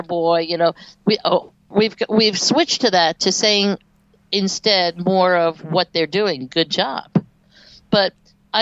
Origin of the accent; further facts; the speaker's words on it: New York, United States; now in North Carolina, United States; I also moved to the South, and I'm from New York originally.